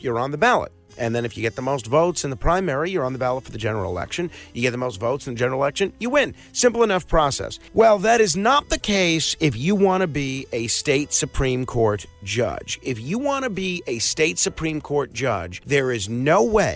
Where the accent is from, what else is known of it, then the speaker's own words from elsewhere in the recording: New York City, New York, United States; my hometown of Staten Island